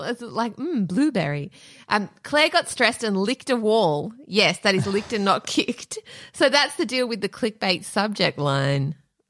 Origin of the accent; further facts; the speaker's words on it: United Kingdom; As a Brit, our national curriculum somehow just skips all of the horrific colonial history.